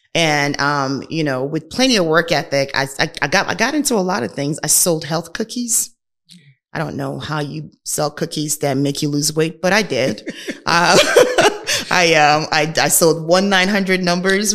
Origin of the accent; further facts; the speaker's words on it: Nigeria; moved away; I am a Nigerian, was born and raised in Nigeria.